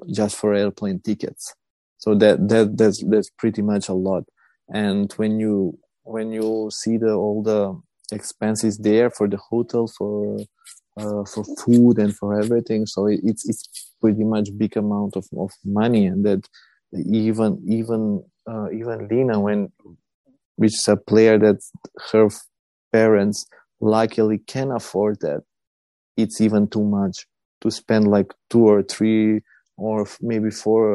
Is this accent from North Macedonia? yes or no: yes; North Macedonia; we are from Macedonia. It's a small country on the Balkans, close to Serbia and Greece.